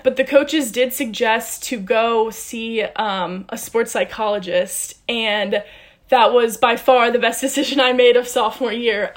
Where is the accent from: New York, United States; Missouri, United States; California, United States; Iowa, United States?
Missouri, United States; St. Louis; moved away as an adult; I was recruited here from St. Louis, Missouri.